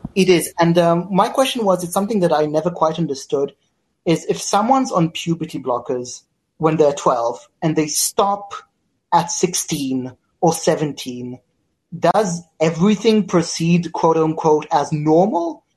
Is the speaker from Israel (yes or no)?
yes; Israel; I'm from Israel